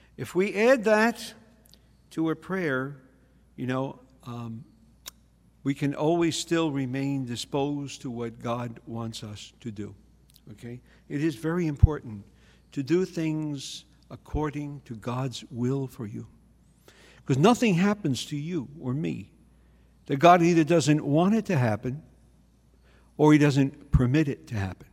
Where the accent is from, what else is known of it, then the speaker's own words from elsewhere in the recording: New York City, New York, United States; I grew up in the Bronx